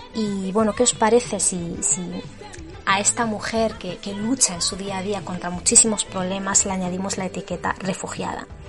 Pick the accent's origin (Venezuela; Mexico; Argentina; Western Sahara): Western Sahara; sin la mujer saharaui nuestra lucha no tendría sentido